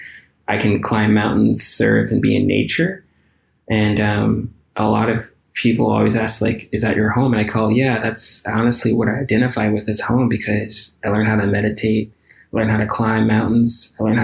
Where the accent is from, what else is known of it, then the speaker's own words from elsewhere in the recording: Detroit, Michigan, United States; moved away; also born or lived in Hawaii; growing up in Detroit